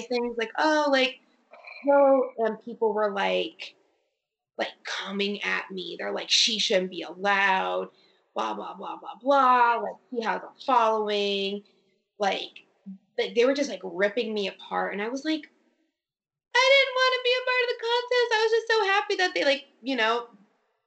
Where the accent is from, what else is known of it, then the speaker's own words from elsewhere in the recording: Connecticut, United States; I'm from the East Coast. I'm from Connecticut